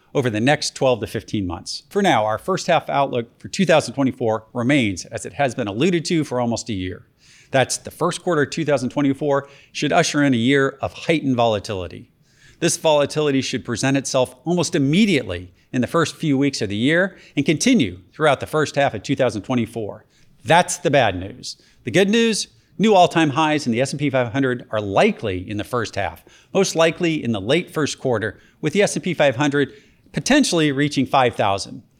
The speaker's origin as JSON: {"language": "English", "region": "Georgia", "country": "United States", "tie": "born or raised there", "said": "my home state of Georgia"}